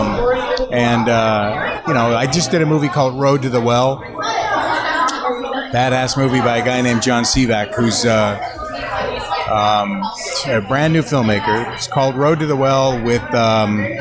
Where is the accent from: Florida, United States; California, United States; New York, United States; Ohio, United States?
California, United States; San Francisco; I grew up in San Francisco